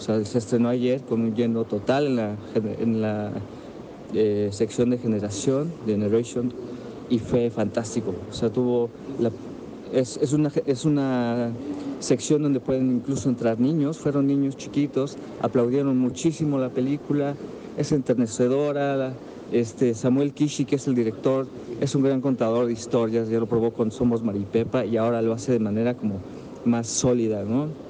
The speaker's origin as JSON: {"language": "Spanish", "country": "Mexico", "said": "los que escribimos sobre cine y que somos mexicanos"}